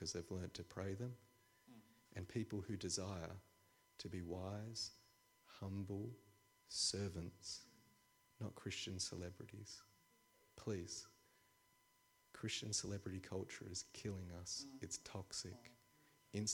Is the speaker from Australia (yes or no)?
yes; Australia; I'm an Australian.